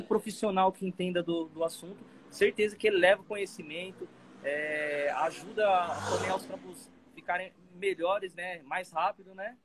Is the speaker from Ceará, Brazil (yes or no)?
no; Caieiras, São Paulo, Brazil; sou daqui de Caeira, São Paulo